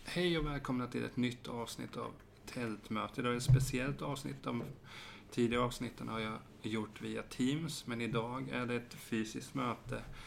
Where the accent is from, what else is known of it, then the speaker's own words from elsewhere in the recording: Hultsfred, Kalmar County, Sweden; jag är från Hultsfred